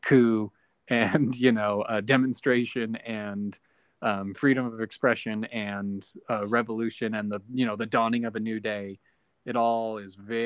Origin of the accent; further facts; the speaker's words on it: United States; as an American